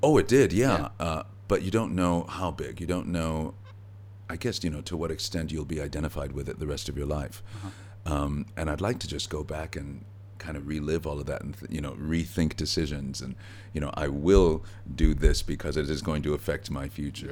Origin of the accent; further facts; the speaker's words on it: Gary, Indiana, United States; also born or lived in Merrillville, Indiana; when I was growing up in Gary. It wasn't until I was 14 years old we moved to a new town adjacent to Gary called Merrillville